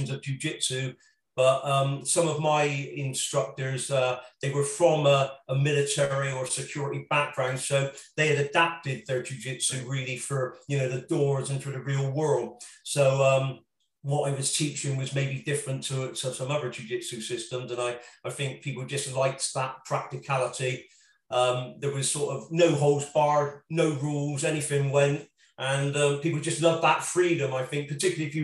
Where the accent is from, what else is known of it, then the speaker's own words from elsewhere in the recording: Bristol, South West England, United Kingdom; Bristol particularly, my hometown